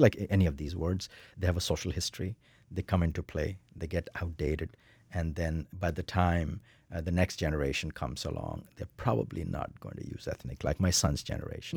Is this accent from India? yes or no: yes; India; moved away as an adult; now in United States; I'm an Indian middle class male